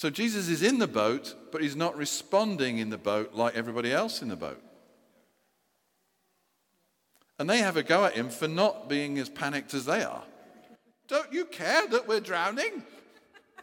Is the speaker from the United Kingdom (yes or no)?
yes; United Kingdom; We're British people